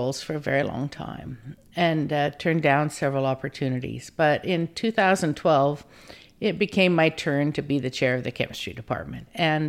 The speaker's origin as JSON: {"language": "English", "town": "Deadwood", "region": "South Dakota", "country": "United States", "tie": "born or raised there", "moved": "yes", "lives_now": "Santa Cruz, United States", "said": "I'm from Deadwood, South Dakota. Some people may know the HBO series, but it's an actual place."}